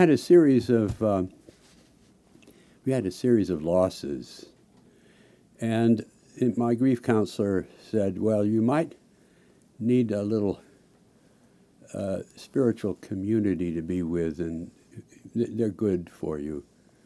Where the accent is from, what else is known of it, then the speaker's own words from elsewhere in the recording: Salt Lake City, Utah, United States; moved away as an adult; also born or lived in Washington, D.C.; I grew up out in Salt Lake City, and I came east to study